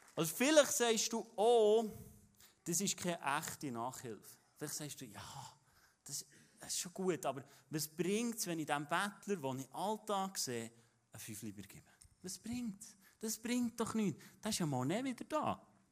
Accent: Interlaken, Bern, Switzerland; das ist von dort, wo ich herkomme

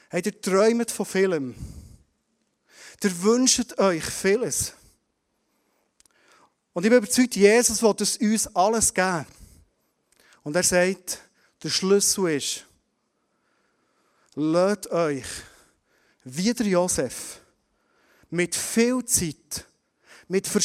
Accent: Bern, Switzerland; Wir als Berner Oberländer, wir nicht verschwenden.

